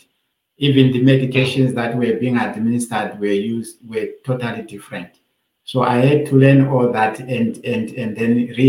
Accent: Binga, Matabeleland North, Zimbabwe; moved away as an adult; now in Australia; I am from a very poor family coming from a rural remote area called Binga in Matevere north of Zimbabwe. So I grew up there.

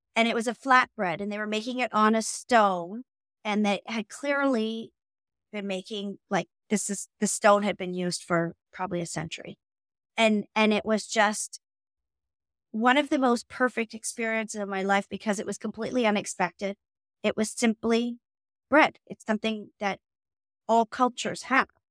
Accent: Omemee, Ontario, Canada; moved away as an adult; also born or lived in Toronto, Canada; now in London, United Kingdom; I grew up on Pigeon Lake

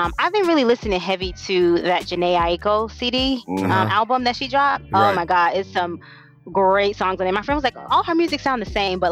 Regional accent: Jacksonville, Florida, United States; moved away as an adult; now in Phoenix, United States; I grew up in Jacksonville

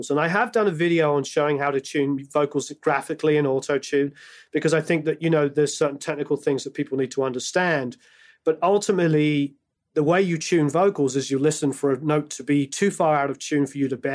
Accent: England, United Kingdom; I'm English, so I grew up on …, like most kids in England.

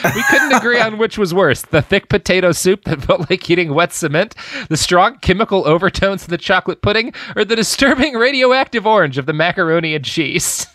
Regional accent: the South, United States; I grew up in the South. I know the rural parts of this country

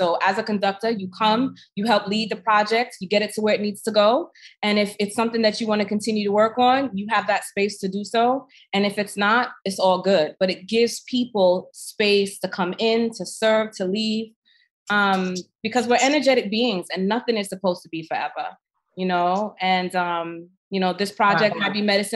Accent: New York City, New York, United States; I'm a New Yorker

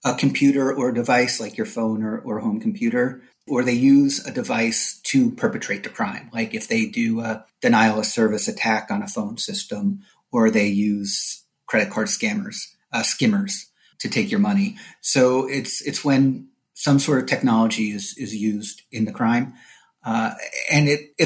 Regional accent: New Jersey, United States; moved away as an adult; now in Orlando, United States; I am a transplant like many other people from up north, born and raised in New Jersey.

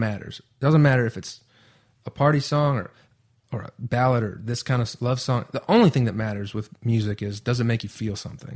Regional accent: Allegan, Michigan, United States; moved away; I don't live in my hometown anymore, but I just know the feeling of when I get to 42nd Street in Allegan, Michigan

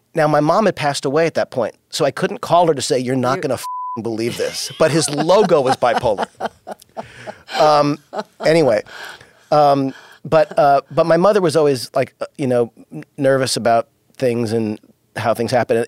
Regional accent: Los Angeles, California, United States; also born or lived in New York; when we moved to Los Angeles and I was only five, we moved from New York.

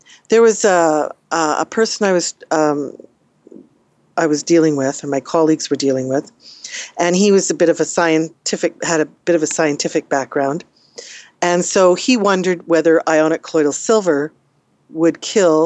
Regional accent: Canada; we're Canadian

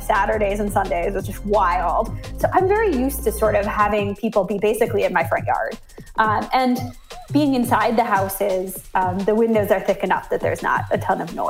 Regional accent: Minnesota, United States; now in San Francisco, United States; I'm originally from Minnesota, but I moved here, oh my gosh, almost 15 years ago now. So I've been in San Francisco for quite a while.

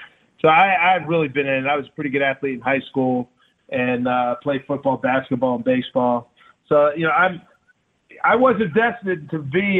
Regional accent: Philadelphia, Pennsylvania, United States; I grew up in Philly with the Catholic school, so I'm used to, you know, having to get dressed up.

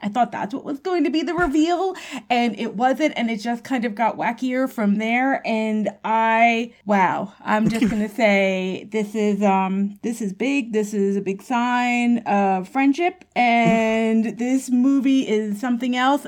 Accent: New York City, New York, United States; I'm a New Yorker

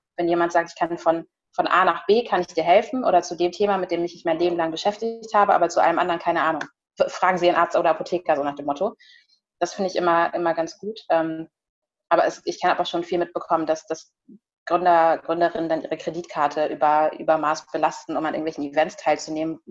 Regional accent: Germany; ich bin in Deutschland geboren

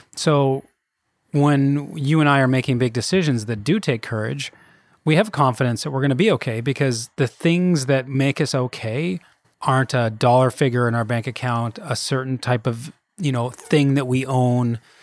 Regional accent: Kelowna, British Columbia, Canada; moved away as an adult; I'm from Kelowna originally. That's where I grew up.

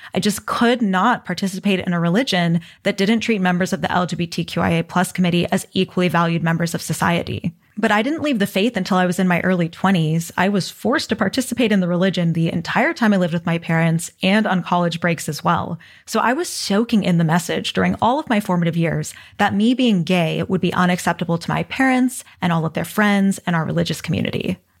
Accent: Texas, United States; growing up in Texas

